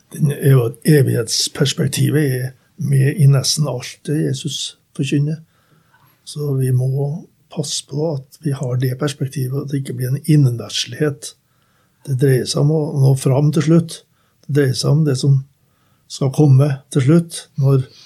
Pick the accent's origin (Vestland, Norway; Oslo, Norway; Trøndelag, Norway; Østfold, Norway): Trøndelag, Norway; Skogn; moved away; mine foreldre som var med hjemme i Skogn